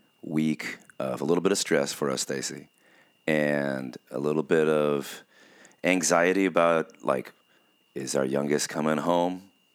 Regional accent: California, United States; growing up in Southern California during the high school years, with our trying to get our band to get noticed or something, in the 90s

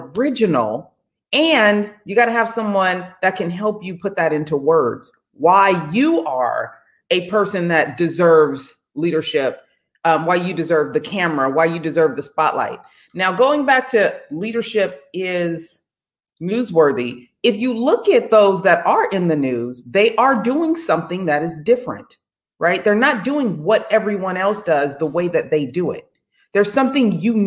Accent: San Jose, California, United States; moved away as an adult; also born or lived in Contra Costa, California / Grambling, Louisiana; now in Redondo Beach, United States; I'm from the Bay Area. So I'm from San Jose, California, lived in Contra Costa, California.

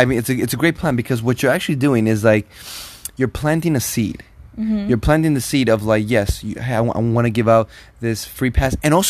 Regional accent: Toronto, Ontario, Canada; you know, I'm from Toronto.

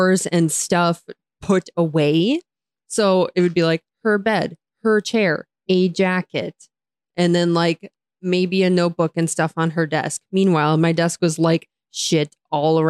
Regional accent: United States; I am an American

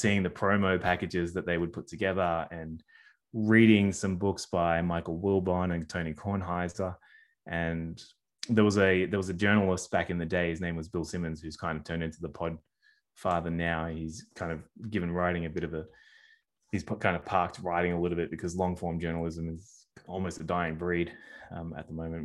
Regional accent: Sydney, New South Wales, Australia; I'm a Sydney born and Sydney raised, uh, boy

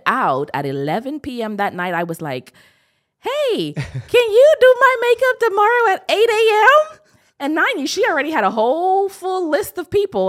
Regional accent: Bahamas; I'm from the Bahamas

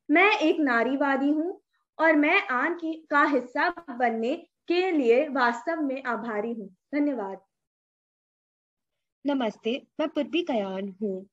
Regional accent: India; first language Hindi; आखिरकार मैं एक भारतीय हूँ हिंदी सिर्फ मेरी भाषा नहीं है बल्कि मेरी पहचान भी है

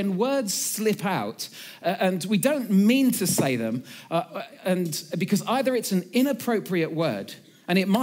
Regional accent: Suffolk, East of England, United Kingdom; I come from Suffolk

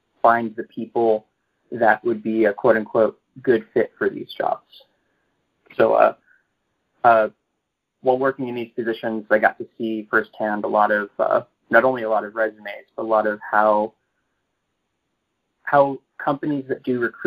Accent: Texas, United States; moved away as an adult; also born or lived in New York; now in San Francisco, United States; I grew up in Texas

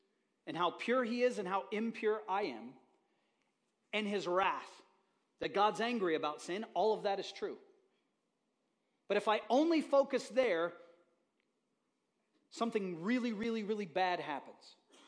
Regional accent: Haiti; So I'm a kid growing up in Haiti.

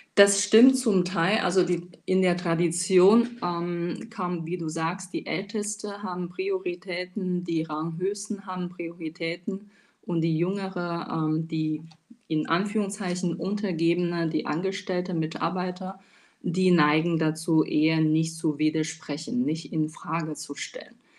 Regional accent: China; German is a second language; moved away as an adult; now in Germany; Ich bin gebürtige Chinesin, lebe seit acht Jahren in Deutschland

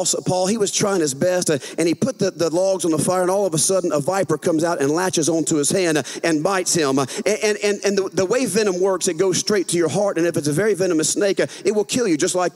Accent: Louisiana, United States; accent: southern; I'm from a northern state, Louisiana

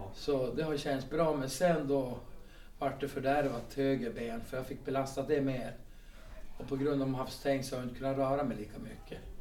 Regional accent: Skutskär, Uppsala County, Sweden; moved away as an adult; also born or lived in Kalix / Haparanda / Byske; now in Skellefteå, Sweden; Alltså jag är född i Uppsala och uppväxt i Skutskär

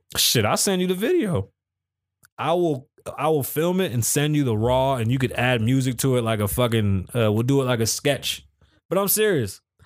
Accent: New York City, New York, United States; accent: Bronx; I'm from the Bronx

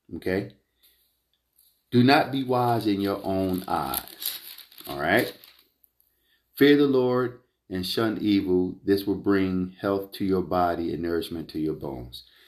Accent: Philadelphia, Pennsylvania, United States; this is from the United Evangelistic Church uh, of Philadelphia. All right, this is my hometown church

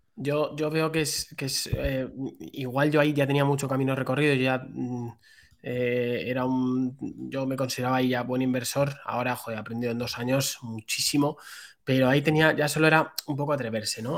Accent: Madrid, Community of Madrid, Spain; soy un chaval de Madrid, tengo 28 años

